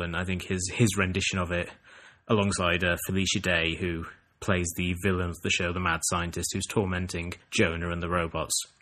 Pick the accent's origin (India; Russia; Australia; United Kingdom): United Kingdom; England; growing up in England